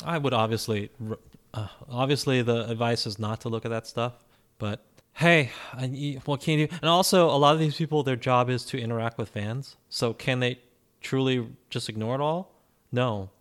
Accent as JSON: {"language": "English", "country": "United States", "tie": "born or raised there", "said": "growing up in America, we were never expected to do 16 hours of schoolwork a day"}